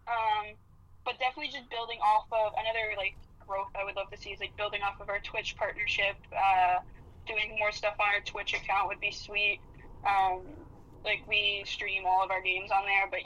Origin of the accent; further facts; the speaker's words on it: Windsor, Ontario, Canada; I'm from Windsor